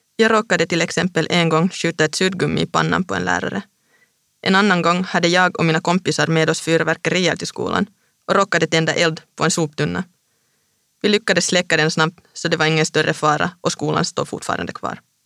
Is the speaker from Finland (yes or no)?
yes; Vantaa, Uusimaa, Finland; moved away as an adult; also born or lived in Stockholm, Sweden / Linköping, Sweden / Hässleholm, Sweden; now in Paris, France; Jag är själv från Vanda